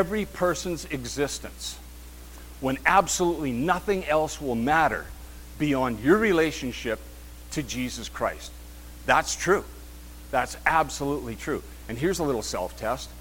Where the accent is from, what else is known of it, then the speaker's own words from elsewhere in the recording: Kenora, Ontario, Canada; We're from Kenora